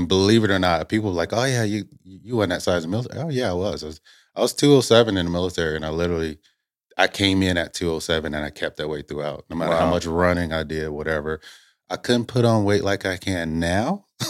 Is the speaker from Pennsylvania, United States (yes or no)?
no; Indiana, United States; Originally, I'm from Indiana.